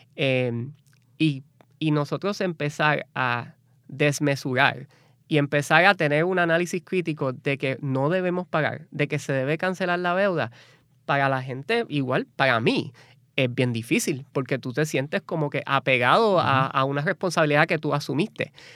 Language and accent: Spanish; San Juan, Puerto Rico; moved away as an adult; also born or lived in New Orleans; yo soy nacido y criado en Puerto Rico, eh, de Cupey